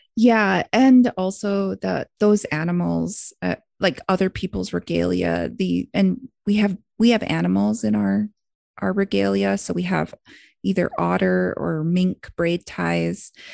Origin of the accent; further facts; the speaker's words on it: Blood Tribe, Alberta, Canada; my hometown, Blood Tribe